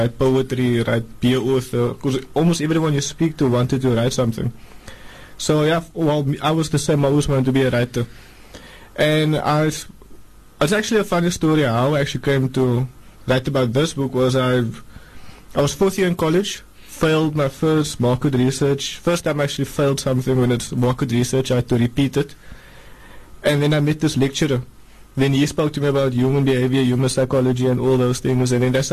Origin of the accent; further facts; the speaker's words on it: Cape Town, Western Cape, South Africa; growing up in Hanover Park was normal for me, I would say. I was there all my life, attended school there